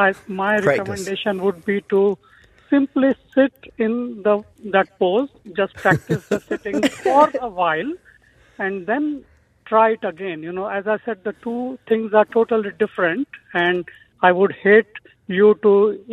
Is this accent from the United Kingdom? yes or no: no; Mumbai, Maharashtra, India; moved away as an adult; now in Christchurch, New Zealand; Yeah, so sitting on the floor is, you know, very much part of the Indian culture where I grew up. So even after we moved to Christchurch from Mumbai in January 2002, we have continued to have meals while we sit on the floor in the cross-legged position.